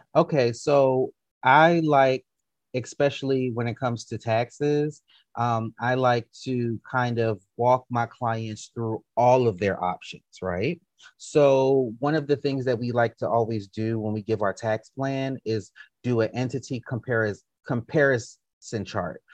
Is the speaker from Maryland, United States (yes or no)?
yes; DC, PG County, Maryland, United States; moved away as an adult; also born or lived in Baltimore, Maryland; now in Atlanta, United States; I grew up in Maryland, went to school in Maryland, and even though growing up in DC, PG County, Maryland, versus going to college in Baltimore